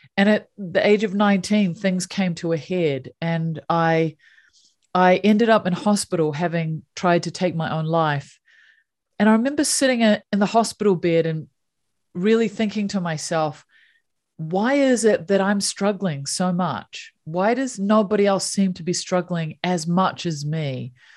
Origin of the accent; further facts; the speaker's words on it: New Zealand; So I grew up in New Zealand